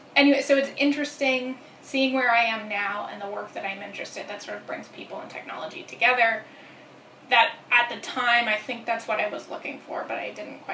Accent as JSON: {"language": "English", "town": "Brampton", "region": "Ontario", "country": "Canada", "tie": "born or raised there", "also_born_or_lived": "Waterloo", "said": "I am from Canada. I grew up outside of Toronto."}